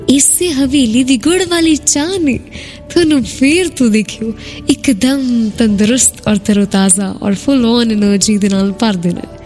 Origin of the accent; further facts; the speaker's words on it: Jalandhar, Punjab, India; ਸਾਡੇ ਸ਼ਹਿਰ ਜਲੰਧਰ